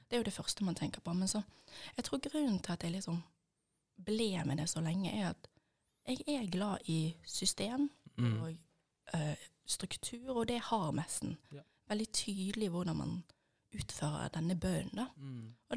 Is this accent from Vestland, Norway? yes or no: yes; Bergen, Vestland, Norway; som dere sikkert hører, så er jeg fra Bergen. Eh, og oppvokst